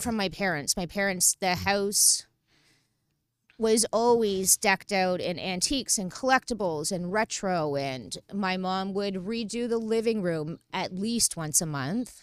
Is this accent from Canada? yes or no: yes; Toronto, Ontario, Canada; From the beaches